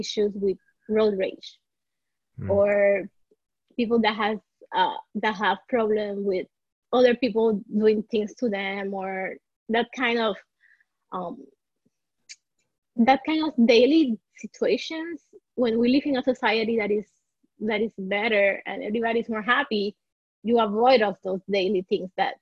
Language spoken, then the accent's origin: English; Puerto Rico; now in Miami, United States; I'm born and raised in Puerto Rico, so I am part of the minority here. And I moved to Miami